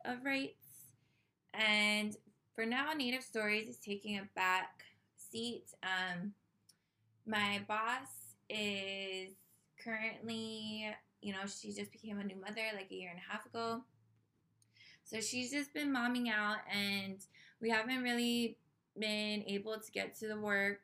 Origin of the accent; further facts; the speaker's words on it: Oahu, Hawaii, United States; born and raised in the Hawaiian Kingdom on the island of Oahu